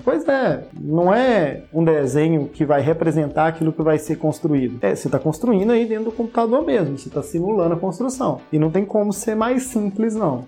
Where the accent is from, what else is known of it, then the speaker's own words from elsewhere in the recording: Ipatinga, Minas Gerais, Brazil; em Patinga, é, na minha cidade natal